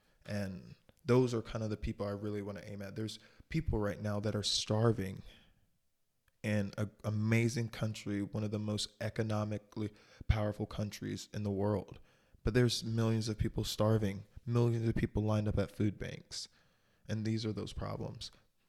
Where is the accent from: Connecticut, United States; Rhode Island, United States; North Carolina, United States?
North Carolina, United States; born there; also born or lived in Michigan / Florida / Ohio / Texas; And I was born in North Carolina, but I have no recollection of ever living in North Carolina. And then I know I lived in Michigan a while. I lived in Florida for a good 6-7 years.